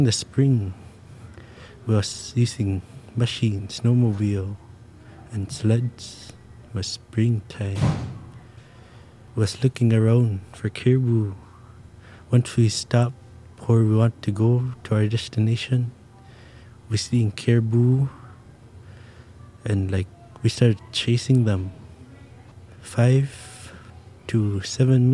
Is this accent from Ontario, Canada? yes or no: no; Taloyoak, Nunavut, Canada; I'm from Taloyoak, Nunavut, and I'm a young hunter.